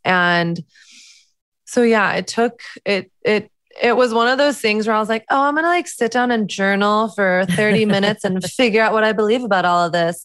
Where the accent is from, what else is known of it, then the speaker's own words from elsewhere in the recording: the South, United States; moved away as an adult; now in New York, United States; I grew up in the South, which is very conservative Christian